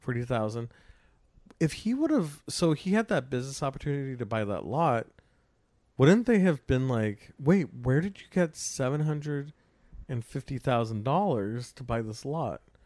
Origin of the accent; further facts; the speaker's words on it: California, United States; I grew up in California